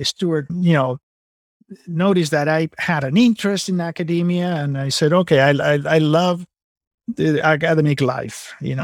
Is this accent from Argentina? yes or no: yes; Argentina; moved away as an adult; also born or lived in California / San Antonio, Texas; now in Napa Valley / San Antonio, United States; I'm originally from Argentina